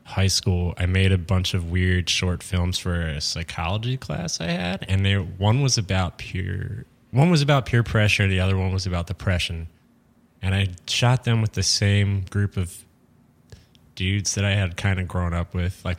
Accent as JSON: {"language": "English", "town": "Harrisburg", "region": "Pennsylvania", "country": "United States", "said": "Harrisburg, Pennsylvania."}